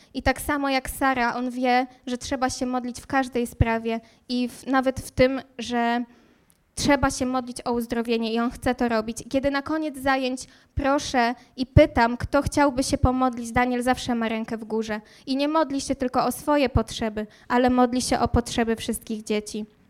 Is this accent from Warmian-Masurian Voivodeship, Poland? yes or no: no; Słupsk, Pomeranian Voivodeship, Poland; moved away as an adult; also born or lived in Warsaw; now in Wrocław, Poland; pochodzę z nadmorza, z pięknego nadmorza, e, dokładnie ze Słupska